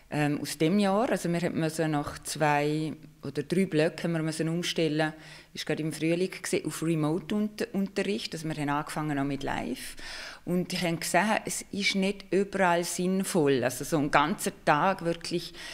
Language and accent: German; Liechtenstein; Aber ursprünglich komme ich aus dem Liechtenstein